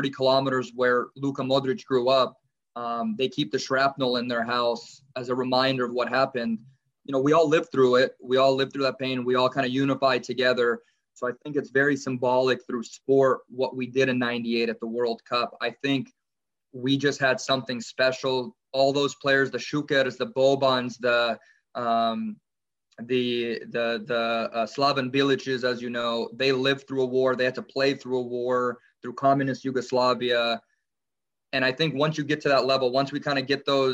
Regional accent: Los Angeles, California, United States; I grew up in Los Angeles

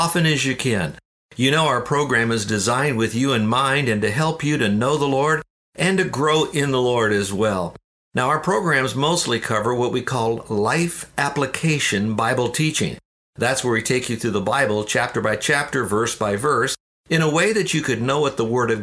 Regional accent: Downers Grove, Illinois, United States; moved away; also born or lived in Florida; I was born in Chicago, a suburb of Chicago called Downers Grove, which is near Wheaton.

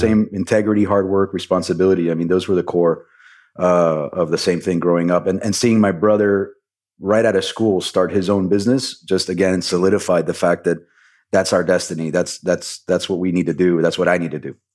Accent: Miami, Florida, United States; I was born and raised in Miami

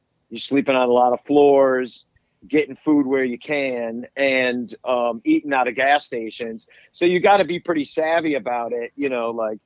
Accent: Arlington Heights, Illinois, United States; also born or lived in New York; now in Chicago, United States; I grew up in Arlington Heights

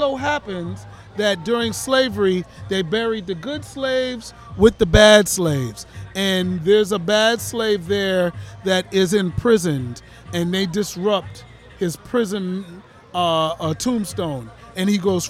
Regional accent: New Jersey, United States; now in Florida, United States; I'm from New Jersey.

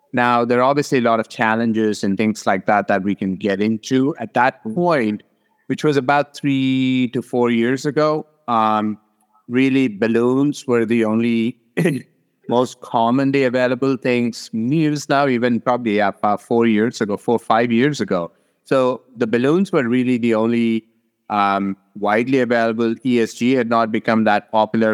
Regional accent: Hyderabad, Telangana, India; moved away as an adult; now in Arizona, United States; I grew up in South India in, uh, Hyderabad

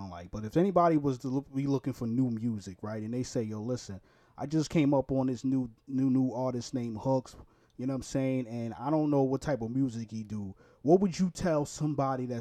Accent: New York, United States; also born or lived in Newark, Delaware; now in Florida, United States; I'm from Brooklyn, New York originally. I live in Florida right now

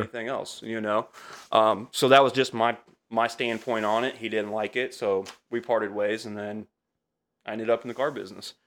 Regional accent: Altamont, Illinois, United States; also born or lived in Champaign / Effingham; I'm from Altamont originally

